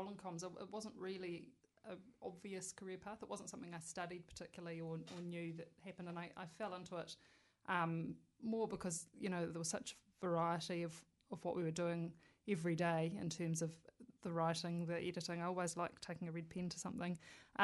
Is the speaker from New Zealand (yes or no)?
yes; Wellington, New Zealand; also born or lived in Scotland; I'd say kind of Wellington born and bred, except I wasn't born here